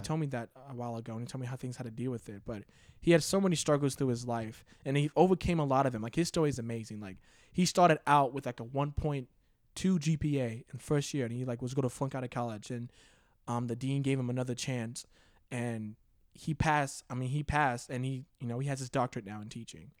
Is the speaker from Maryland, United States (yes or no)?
yes; Cheverly, Maryland, United States; moved away as an adult; I grew up in, uh, Maryland